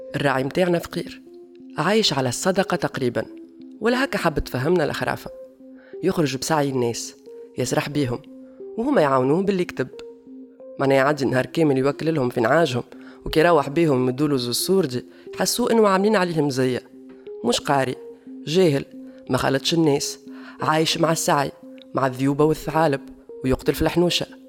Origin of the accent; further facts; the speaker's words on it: Tunisia; accent: Tunisian; نقولوا عليهم بالتونسي